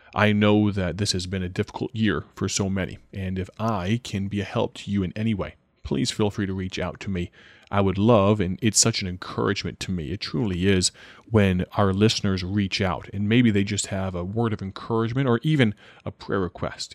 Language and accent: English; Dwight, Illinois, United States; my hometown of Dwight, Illinois